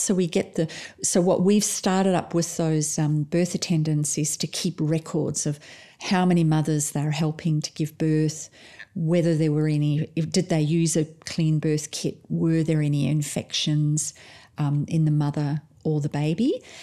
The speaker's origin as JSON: {"language": "English", "country": "South Africa", "tie": "born or raised there", "moved": "yes", "lives_now": "Perth, Australia", "said": "I'm actually originally from South Africa"}